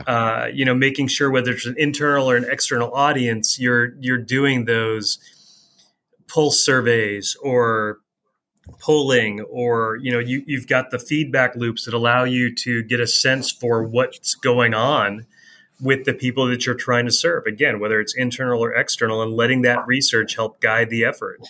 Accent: East Coast, United States; now in Columbia, Missouri, United States; growing up on the East Coast

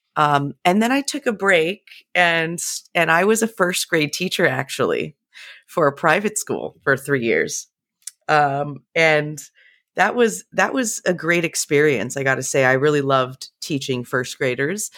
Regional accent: San Jose, California, United States; moved away as an adult; also born or lived in central Pennsylvania; now in Pennsylvania, United States; I was born and raised in the Bay Area in California, really in the heart of Silicon Valley

